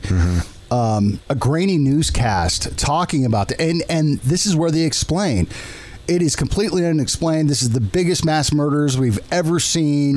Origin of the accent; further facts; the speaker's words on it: San Diego, California, United States; moved away; I'm from San Diego